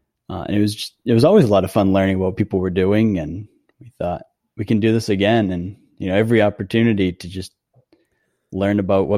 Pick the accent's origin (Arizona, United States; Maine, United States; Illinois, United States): Maine, United States; also born or lived in Florida; I was born and raised in Maine.